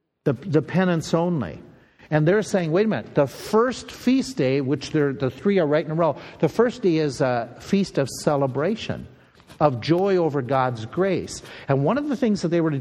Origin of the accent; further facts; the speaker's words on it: Minnesota, United States; accent: Minnesota; my Minnesota accent.